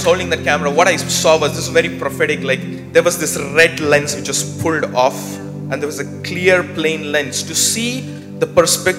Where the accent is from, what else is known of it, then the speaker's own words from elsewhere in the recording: India; I'm from India